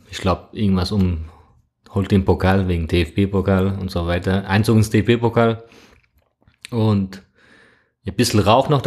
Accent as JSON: {"language": "German", "region": "Trabzon", "country": "Turkey", "said": "Genau, ich bin ursprünglich aus Trabzon, aus der Schwarzmeerküstenstadt in der Türkei, Grenzgebiet Georgien."}